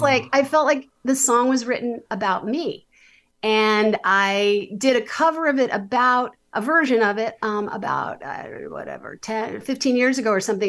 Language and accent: English; New York City, New York, United States; I was a very, like, super overscheduled, ambitious New York City kid.